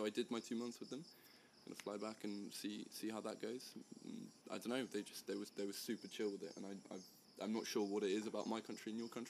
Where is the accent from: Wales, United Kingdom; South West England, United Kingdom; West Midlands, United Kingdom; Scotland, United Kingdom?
South West England, United Kingdom; I am 19. I'm from the United Kingdom in the southwest